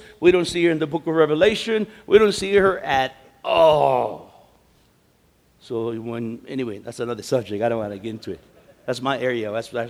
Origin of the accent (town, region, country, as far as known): United States